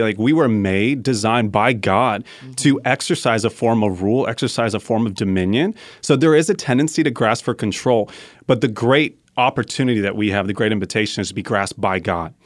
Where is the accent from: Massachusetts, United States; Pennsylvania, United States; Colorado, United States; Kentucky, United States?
Colorado, United States; I'm from Colorado